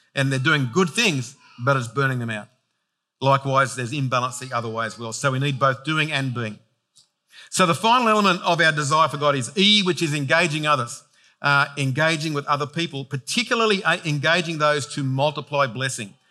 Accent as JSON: {"language": "English", "town": "Penrith", "region": "New South Wales", "country": "Australia", "tie": "born or raised there", "said": "I was born in Penrith, raised in Penrith"}